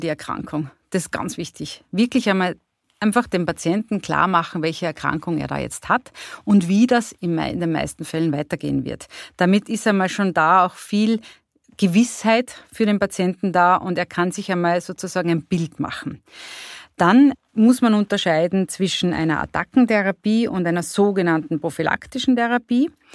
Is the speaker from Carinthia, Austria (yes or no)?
yes; Carinthia, Austria; Ich komme aus Kärnten